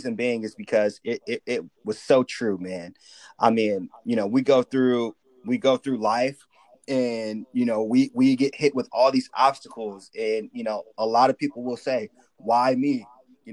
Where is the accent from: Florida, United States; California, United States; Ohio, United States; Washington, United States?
California, United States; Sacramento; also born or lived in Richmond; I moved to Sacramento when I was really young. So I just tell people that I'm from Sacramento